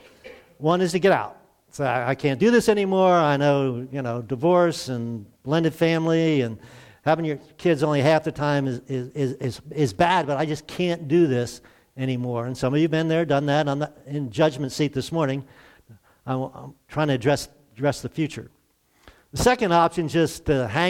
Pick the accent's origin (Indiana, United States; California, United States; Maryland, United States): Maryland, United States; Glen Burnie; moved away as an adult; also born or lived in North Carolina; I'm from Glen Burnie. It's near Baltimore. So I consider myself a city kid.